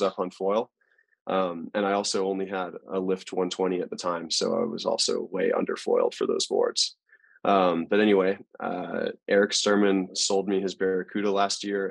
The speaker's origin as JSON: {"language": "English", "area": "Maui", "region": "Hawaii", "country": "United States", "tie": "born or raised there", "also_born_or_lived": "Australia", "said": "I'm originally born and raised on Maui, but my mom is Australian"}